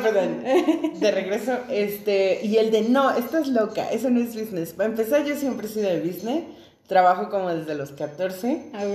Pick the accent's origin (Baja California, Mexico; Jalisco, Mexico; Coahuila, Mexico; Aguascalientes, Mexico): Baja California, Mexico; Tijuana; somos de Tijuana, nacidos y criados en Tijuana